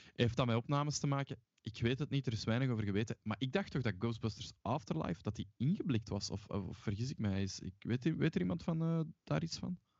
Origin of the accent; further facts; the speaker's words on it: Mechelen, Flanders, Belgium; moved away; ik ben oorspronkelijk van Mechelen